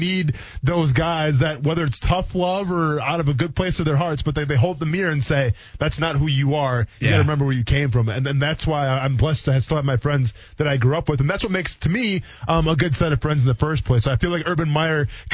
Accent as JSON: {"language": "English", "town": "Iola", "country": "United States", "tie": "born or raised there", "moved": "yes", "said": "my closest friends are the friends that I grew up with back in Iola"}